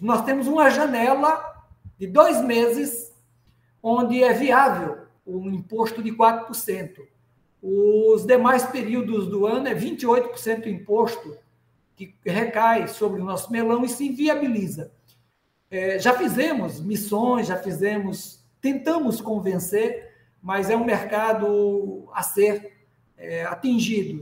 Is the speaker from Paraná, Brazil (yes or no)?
no; Rio Grande do Norte, Brazil; Estou aqui em Natal, no nosso querido Rio Grande do Norte. Potiguar